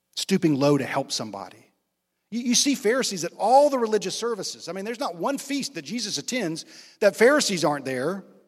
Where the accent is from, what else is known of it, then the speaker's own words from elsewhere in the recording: Rocky Mount, North Carolina, United States; also born or lived in Fayetteville, North Carolina; In the middle of the fifth grade, we moved from Fayetteville, North Carolina to Rocky Mount